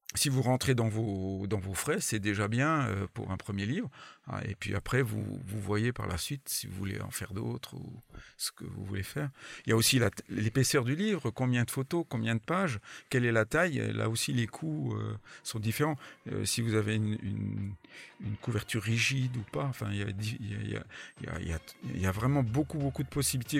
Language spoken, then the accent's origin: French; France; Je suis français avant, avant, tout, mais bon, je me débrouille en anglais quand même